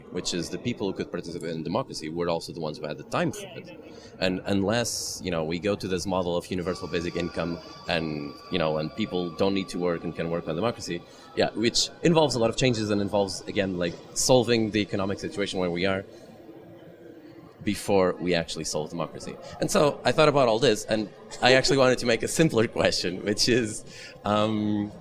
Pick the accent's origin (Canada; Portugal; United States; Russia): Portugal; I'm from Portugal